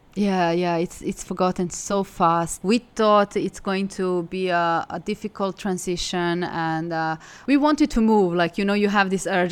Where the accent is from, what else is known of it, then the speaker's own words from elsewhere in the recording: Belgrade, Serbia; moved away as an adult; also born or lived in Milan; now in Hangzhou, China; I'm from Serbia. I'm from Belgrade.